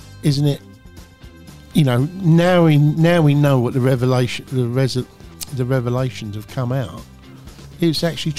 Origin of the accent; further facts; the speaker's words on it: London, United Kingdom; I'm a Cockney, Irishman, whatever.